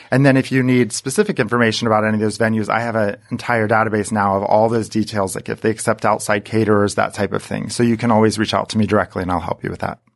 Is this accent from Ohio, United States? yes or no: yes; Saint Henry, Ohio, United States; moved away as an adult; also born or lived in Columbus, Ohio; I grew up in Northwest Ohio in a small town called Saint Henry, Ohio